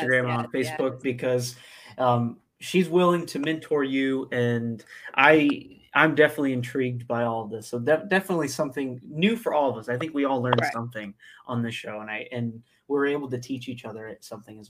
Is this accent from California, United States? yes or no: no; central Illinois, United States; I'm from dead center of Illinois. Smack dab in the middle.